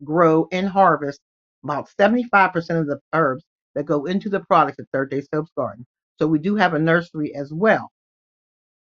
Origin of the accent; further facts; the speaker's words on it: Pittsburgh, Pennsylvania, United States; I'm from Pittsburgh, Pennsylvania